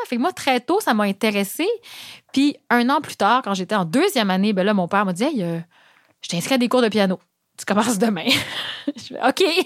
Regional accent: Gaspésie, Quebec, Canada; moved away; je viens de la Gaspésie, je viens d'un milieu où euh, c'était pas du tout accessible de faire le métier de musicienne

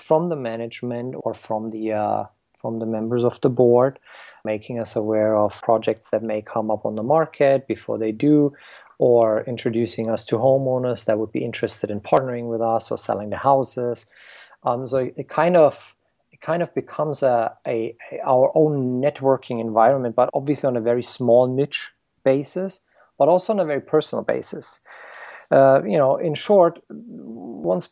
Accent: Germany; moved away as an adult; now in United States; I grew up in Germany

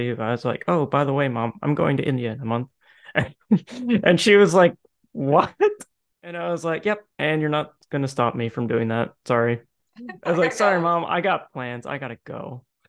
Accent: St. John's, Newfoundland and Labrador, Canada; also born or lived in Prince Edward Island / Edmonton; So I'm from St. John's. I've kind of raised around all Canada, though. And most people, I guess, that are in our friend group would know me from the Bay in Ascension. So, yeah, I mean, I grew up in Newfoundland.

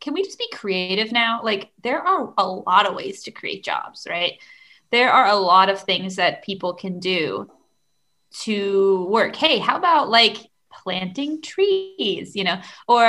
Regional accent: United States; now in Chile; I'm an American

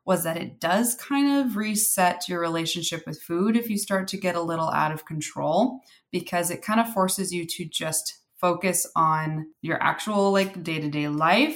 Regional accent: California, United States; I grew up in California

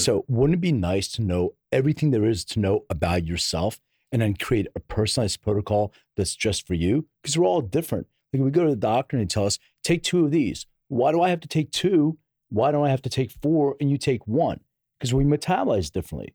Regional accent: Philadelphia, Pennsylvania, United States; now in Los Angeles, United States; I'm from Philly, uh, originally.

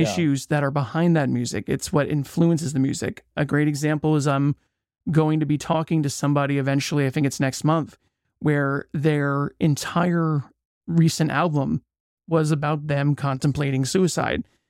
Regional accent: United States; I'm from the States

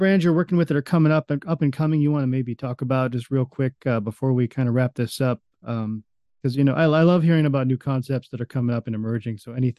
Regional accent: Western New York, United States; when I was a kid growing up in Western New York

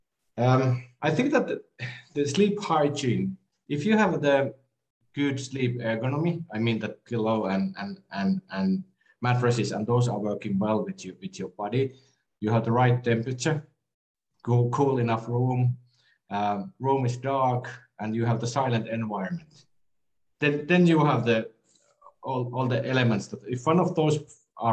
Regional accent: Finland; I'm from Finland

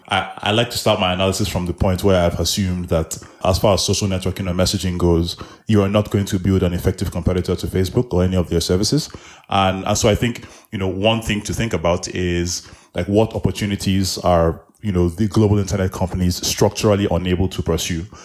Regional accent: Nigeria; now in Nairobi, Kenya; I am Nigerian, I live in Nairobi

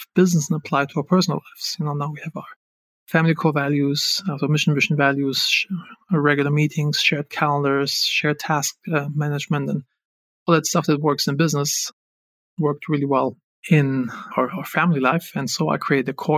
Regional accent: Germany; moved away as an adult; also born or lived in Los Angeles; I'm originally from Germany

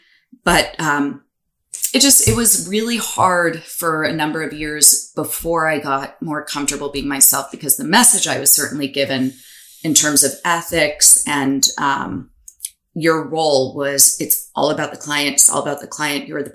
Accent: United States; as Italian American

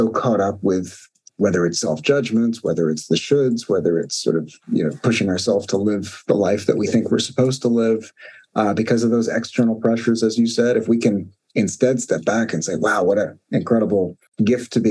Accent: New York City, New York, United States; moved away as an adult; also born or lived in East Coast; now in San Francisco Bay Area, United States; I grew up in Brooklyn, New York, which for listeners is a little different than California. I moved out to California in the US

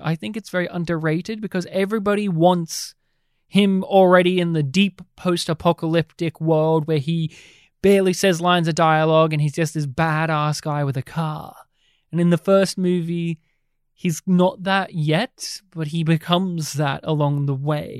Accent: Australia; growing up in Australia

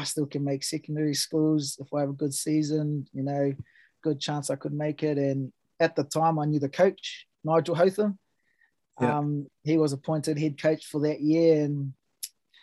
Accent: Ruatoki, Bay of Plenty, New Zealand; also born or lived in Melbourne, Australia / Gisborne, New Zealand; it's a little small rural town, the capital of New Zealand, Ruatoki. Yeah, grew up in a little country town

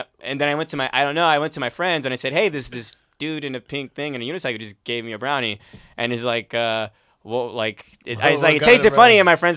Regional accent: Los Angeles, California, United States; I actually grew up in Van Nuys. I was born and raised in the San Fernando Valley.

